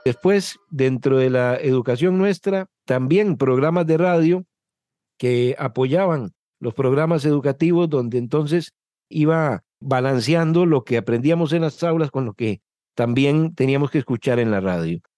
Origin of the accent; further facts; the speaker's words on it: Desamparados, San José, Costa Rica; Soy de San José de Costa Rica, de un pueblo que se llama Desamparados, Desamparados es un cantón de la provincia de San José, que es nuestra capital, y aquí me crié y aquí desarrollé mi vida.